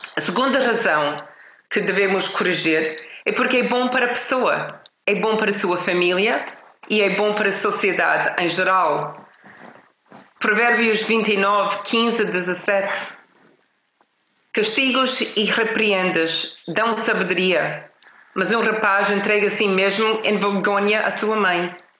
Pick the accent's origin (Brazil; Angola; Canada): Canada; now in Portugal; Eu cresci numa família no Canadá